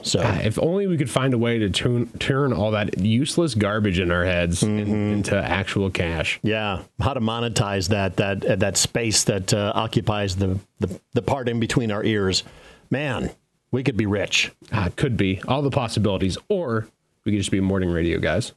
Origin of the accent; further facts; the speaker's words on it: Carroll, Iowa, United States; when I was growing up in Carroll